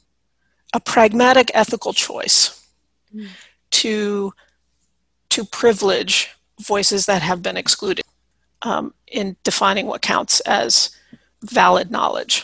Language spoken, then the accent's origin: English; United States; I'm white American